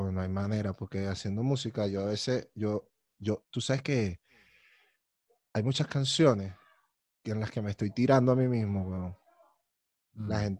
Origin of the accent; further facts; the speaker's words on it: Colombia; Yo soy de Colombia y tal, no sé qué y tal, pim, pum, pam.